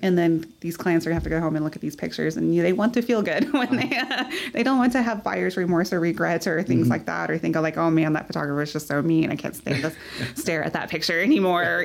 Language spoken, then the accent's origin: English; Midland, Texas, United States; I'm born and raised in Midland